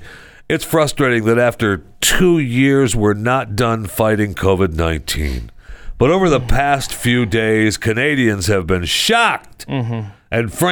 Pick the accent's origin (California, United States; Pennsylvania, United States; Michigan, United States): Michigan, United States; Saginaw; moved away; from Saginaw, son of Henry